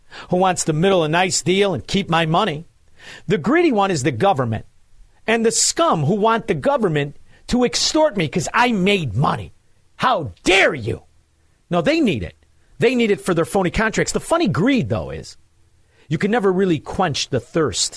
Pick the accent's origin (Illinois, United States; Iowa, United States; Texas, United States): Illinois, United States; Melrose Park; I'm a man from Melrose Park